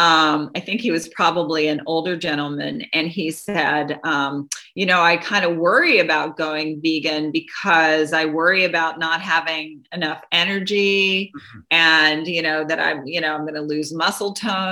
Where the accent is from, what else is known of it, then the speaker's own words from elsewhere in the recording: Doraville, Georgia, United States; I grew up in Doraville, Georgia, you know, small city in Georgia